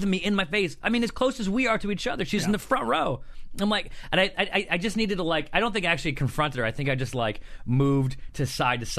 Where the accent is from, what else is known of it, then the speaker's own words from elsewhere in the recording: Syracuse, New York, United States; moved away; This was in Syracuse. This is in my hometown